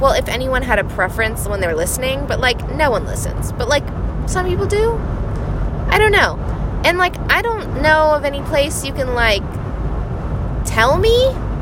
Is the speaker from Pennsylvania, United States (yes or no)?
no; Hawaii, United States; also born or lived in New York; I grew up in Hawaii